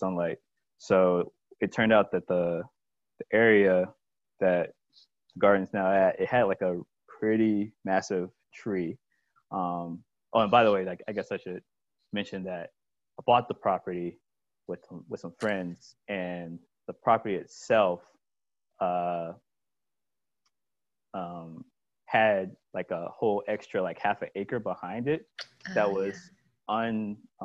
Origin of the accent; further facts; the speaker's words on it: Columbia, South Carolina, United States; moved away as an adult; now in Rock Hill, United States; I grew up in Columbia, South Carolina, and was born and raised there.